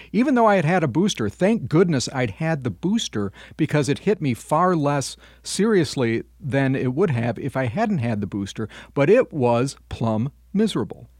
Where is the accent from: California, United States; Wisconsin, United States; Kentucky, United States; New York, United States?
Wisconsin, United States; Madison; my hometown of Madison, Wisconsin